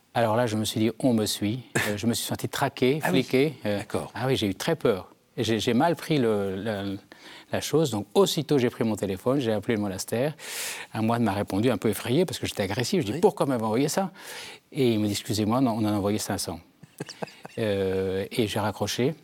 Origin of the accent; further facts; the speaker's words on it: Germond, Nouvelle-Aquitaine, France; je viens des Deux-Sèvres d'un petit village qui s'appelle Germont situé entre Niort et Partenay mes parents étaient éleveurs de chevaux